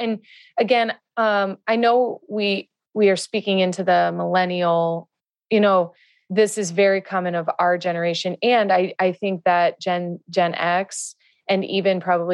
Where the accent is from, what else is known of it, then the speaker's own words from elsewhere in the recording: Midwest, United States; now in California, United States; I grew up in the Midwest